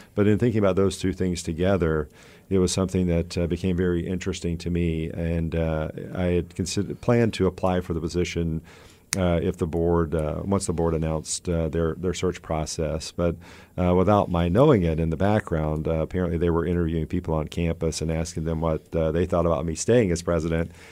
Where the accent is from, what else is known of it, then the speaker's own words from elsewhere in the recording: Georgia, United States; moved away; also born or lived in Tallahassee, Florida; I grew up in Georgia